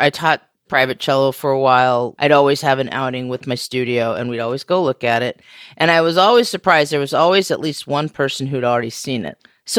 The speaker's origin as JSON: {"language": "English", "region": "Western United States", "country": "United States", "tie": "born or raised there", "also_born_or_lived": "Oregon / California / Arizona / Washington", "said": "You know, I grew up in the Western United States, and I say that because my family lived in Oregon and California and Arizona and Washington states, which are literally, you know, pretty much the West Coast of the country."}